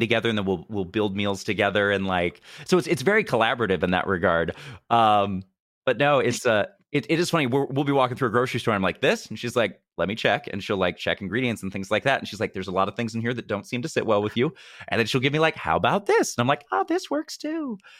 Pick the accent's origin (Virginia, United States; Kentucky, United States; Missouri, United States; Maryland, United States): Missouri, United States; I'm from Missouri, which is the most U S, arguably